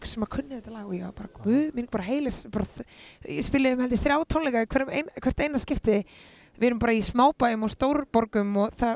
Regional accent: Iceland; ég er bara mjög ánað að fólk sé, fólk sé andum mig í heimalandi mínu og því ég elska Ísland svo mikið

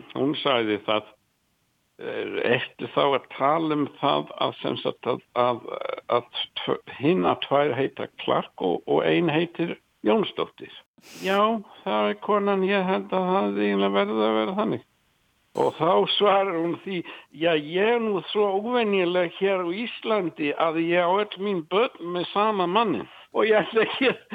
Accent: Nottingham, East Midlands, United Kingdom; Icelandic is a second language; now in Iceland; ég er frá Nottingham

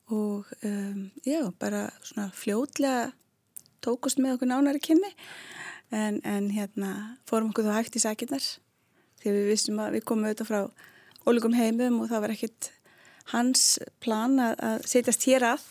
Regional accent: Reykjavík, Capital Region, Iceland; moved away as an adult; also born or lived in Spain; ég er úr Reykjavík ég hérna ólst upp í lögunisnu uh, og bjóð þar uh, öll mín æsku ár

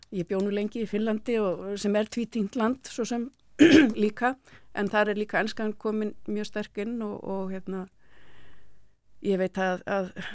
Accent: Iceland; við Íslendingar

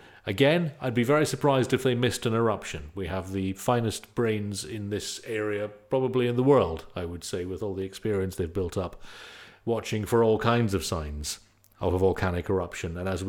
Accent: United Kingdom; now in Iceland; I speak as someone who's also a new Icelander from the UK

